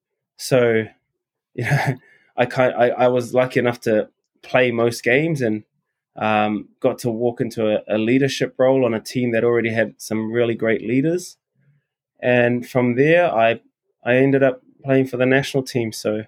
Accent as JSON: {"language": "English", "country": "New Zealand", "tie": "born or raised there", "moved": "as an adult", "said": "I grew up in New Zealand"}